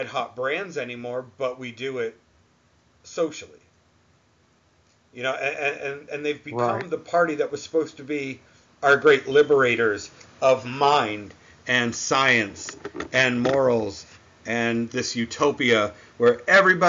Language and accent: English; New England, United States; I'm from New England